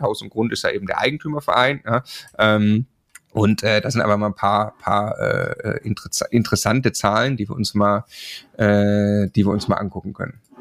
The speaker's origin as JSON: {"language": "German", "area": "Swabia", "region": "Baden-Württemberg", "country": "Germany", "said": "Ich komme aus dem Schwabenland"}